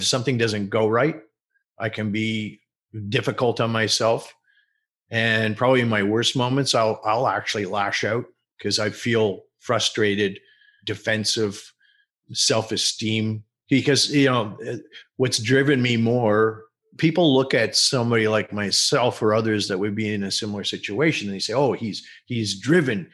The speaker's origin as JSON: {"language": "English", "town": "Montreal", "region": "Quebec", "country": "Canada", "tie": "born or raised there", "said": "I was born in Montreal."}